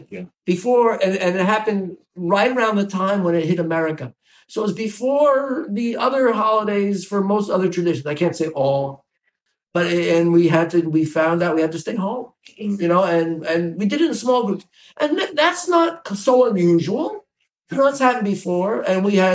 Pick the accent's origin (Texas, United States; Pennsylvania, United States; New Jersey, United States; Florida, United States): New Jersey, United States; moved away as an adult; also born or lived in Bronx, New York / Midwest; now in Indiana, United States; I grew up in New Jersey